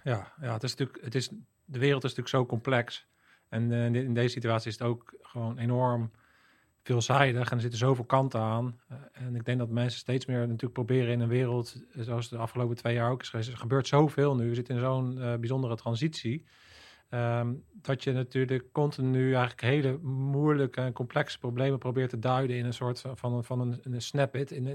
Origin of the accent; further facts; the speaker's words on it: Netherlands; je als Nederlander